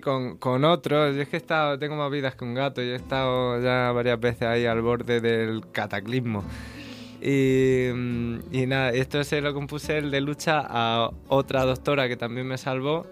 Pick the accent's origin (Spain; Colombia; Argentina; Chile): Spain; Águilas, Region of Murcia; now in Madrid, Spain; en Águilas, que es mi pueblo